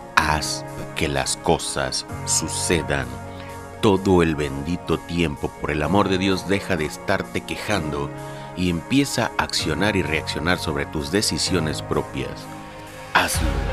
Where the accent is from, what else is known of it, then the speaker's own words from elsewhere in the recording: Lerdo de Tejada, Veracruz, Mexico; Yo soy nacido en Ciudad Lerdo de Tejada, Veracruz